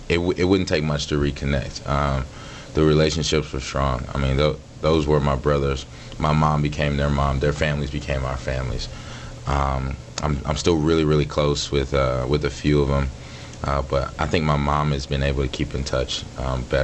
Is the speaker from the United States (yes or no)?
yes; Dallas, Texas, United States; moved away as an adult; also born or lived in Jackson, Mississippi / Atlanta, Georgia / Houston, Texas / Stanford, California; now in Green Bay, United States; I believe it was in kindergarten when we moved to Dallas, and been in Dallas ever since